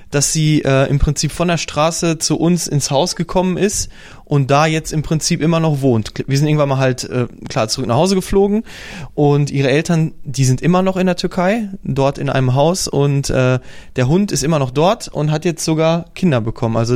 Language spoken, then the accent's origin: German; Poland; German is a second language; Zum Beispiel sagt man zu Auto Auto in Polen, also in dem Bereich, wo ich herkomme.